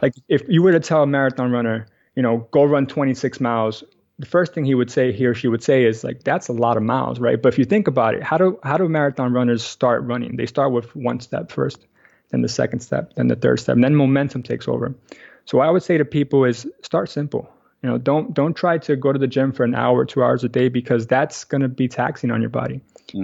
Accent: New York City, New York, United States; also born or lived in Astoria, Queens; I actually grew up in Washington Heights uh, my whole life, but I moved here about three years ago with my wife.

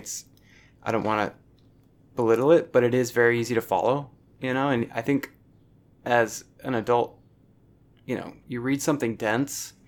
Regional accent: United States; I'm an American

